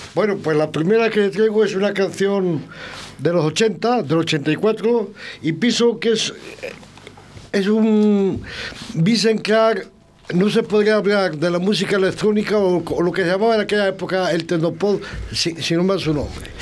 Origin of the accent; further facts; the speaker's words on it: Arroyo de la Encomienda, Castile and León, Spain; hijo de mi pueblo